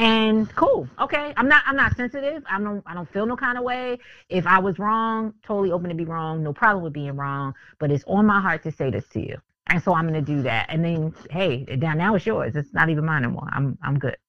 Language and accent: English; Philadelphia, Pennsylvania, United States; moved away; I'm from Philly originally.